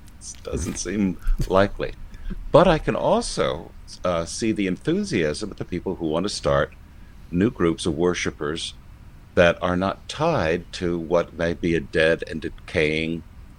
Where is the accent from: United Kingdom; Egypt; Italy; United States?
United Kingdom; England; we are a country where the London elites basically run the show for the rest of us in the hinterlands